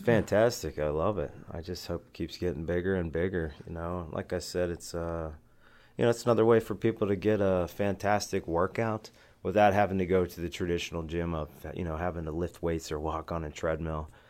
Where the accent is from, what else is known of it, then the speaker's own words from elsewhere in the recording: Western Pennsylvania, United States; when I was growing up, at the time, uh, in Western Pennsylvania, I was wrestling